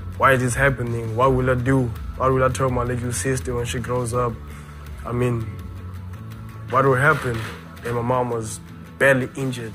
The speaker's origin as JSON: {"language": "English", "town": "Nelspruit", "region": "Mpumalanga", "country": "South Africa", "tie": "born or raised there", "said": "I was born in Nelspruit, 2004, 26th of January. I grew up with my father"}